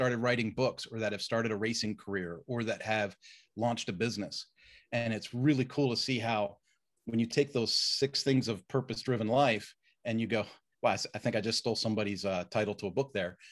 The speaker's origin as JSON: {"language": "English", "town": "Roslyn", "region": "Pennsylvania", "country": "United States", "tie": "born or raised there", "said": "I grew up in a little town called Roslyn, Pennsylvania, which is part of Willow Grove, um, a, and so near Abington, so outside of Philadelphia"}